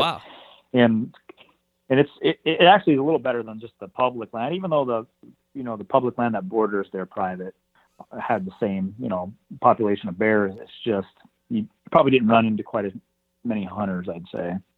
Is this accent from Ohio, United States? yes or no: no; northwestern Montana, United States; I'm from here, Montana, um, the northwestern part of the state